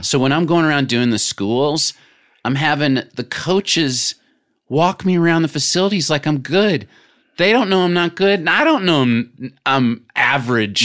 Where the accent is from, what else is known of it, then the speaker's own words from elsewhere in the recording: Little Rock, Arkansas, United States; moved away; growing up in Little Rock